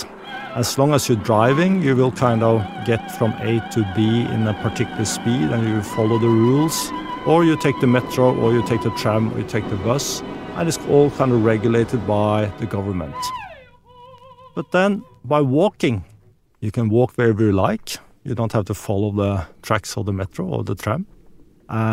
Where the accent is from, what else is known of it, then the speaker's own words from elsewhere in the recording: Norway; I grew up in Norway, we're close to nature